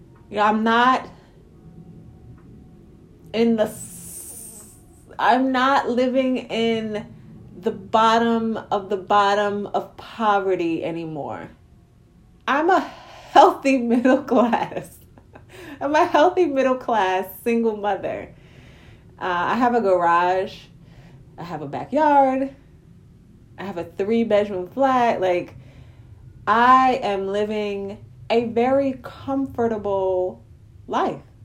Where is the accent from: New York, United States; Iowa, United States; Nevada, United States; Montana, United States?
New York, United States; New York City; When I was a little girl growing up in Brownsville, in Brooklyn, New York